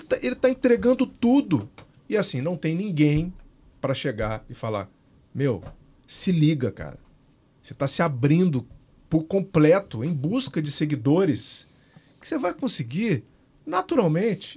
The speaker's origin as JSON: {"language": "Portuguese", "region": "Minas Gerais", "country": "Brazil", "said": "Eu sou de Minas"}